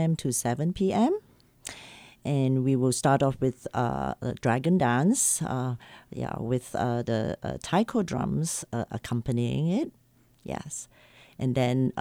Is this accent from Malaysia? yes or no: yes; Malaysia; moved away as an adult; now in United States; I was born and bred in Malaysia. I lived there for 40 over years before moving to America 14 years ago.